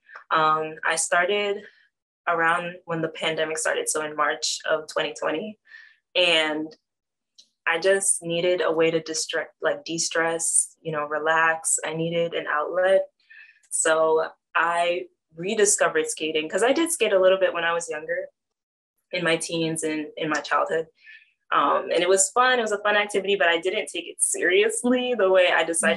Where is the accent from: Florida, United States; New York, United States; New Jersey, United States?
Florida, United States; Fort Lauderdale; moved away as an adult; now in Southwest Florida, United States; I'm a city girl. I'm from Fort Lauderdale